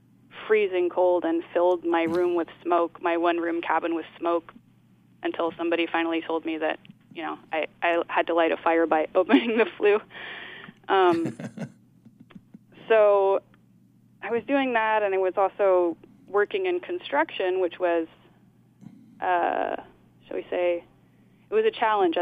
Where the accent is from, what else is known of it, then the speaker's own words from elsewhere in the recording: Oakland, California, United States; moved away as an adult; also born or lived in New York; I grew up in Oakland, and my parents are also artists